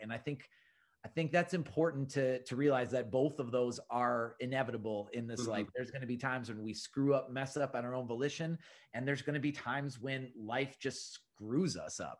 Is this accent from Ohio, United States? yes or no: no; Minneapolis, Minnesota, United States; I'm from Minneapolis and I've grown up in Minneapolis my whole life